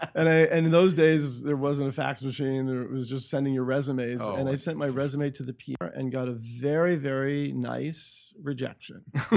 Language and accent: English; Hershey, Pennsylvania, United States; In Hershey, Pennsylvania.